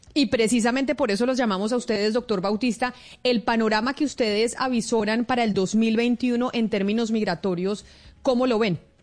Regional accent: Colombia; nuestro país

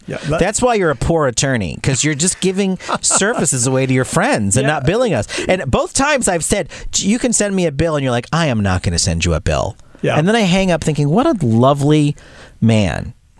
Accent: Massachusetts, United States; I was born in Massachusetts.

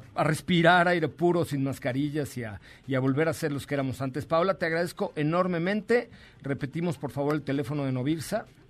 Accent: Mexico; Somos mexicanos.

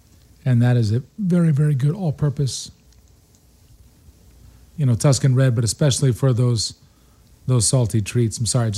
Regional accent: Buffalo, New York, United States; And since I'm from Buffalo, we did everything in blue cheese.

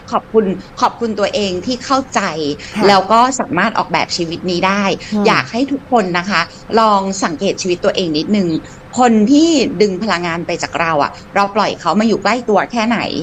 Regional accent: United States; now in Thailand; เราไปโตที่นู่นเยอะมากแล้วเราก็เป็นลูกครึ่งไทยรกันด้วย

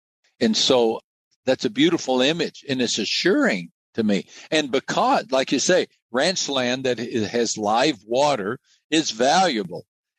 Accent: United States; also born or lived in Brazil; growing up in the United States, I was trained in a secular mindset.

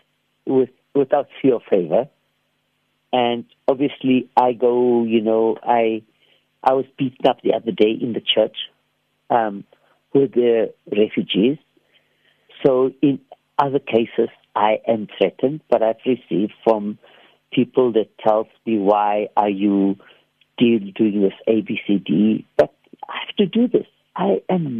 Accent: Cape Town, Western Cape, South Africa; I come from Bishop Lavis.

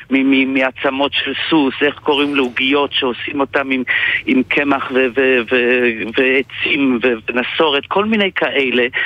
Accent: Belgium; now in Israel; אני סטודנט אה, ב- בישראל כבר הרבה שנים, הגעתי מבלגיה, יודע יידיש

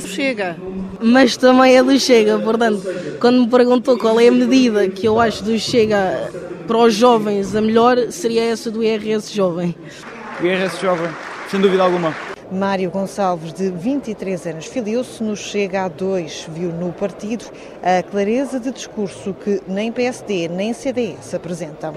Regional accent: Lisbon, Portugal; viemos de Lisboa, que eu sou de Lisboa

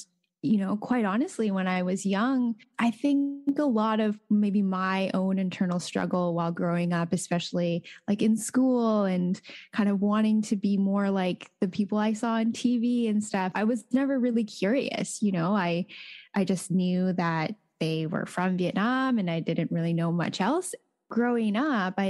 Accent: Comox Valley, British Columbia, Canada; also born or lived in Calgary, Canada; growing up in the Comox Valley

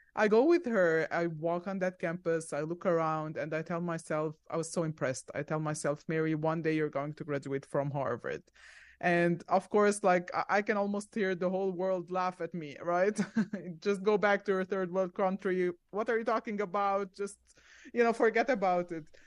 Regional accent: Egypt; moved away as an adult; also born or lived in Zambia / Arizona; now in Orlando, United States; we stayed there for five years, and then we went to Egypt because my parents were originally from Egypt, and I lived there for about seventeen years

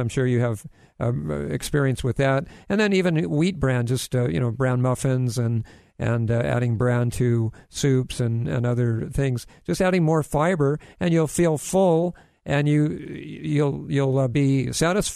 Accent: Hawaii, United States; I grew up in Hawaii.

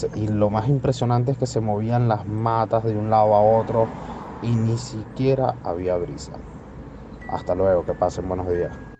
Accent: Venezuela; Soy venezolano

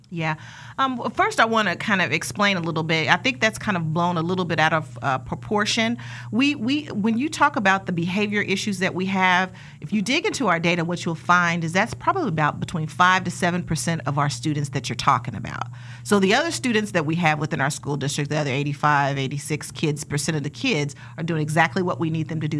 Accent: Wichita, Kansas, United States; I was born and raised here in Wichita, Kansas

